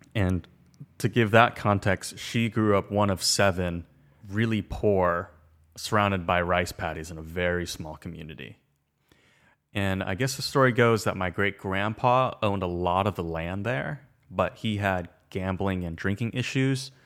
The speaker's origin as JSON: {"language": "English", "area": "Orange County", "region": "California", "country": "United States", "tie": "born or raised there", "said": "I'm born here"}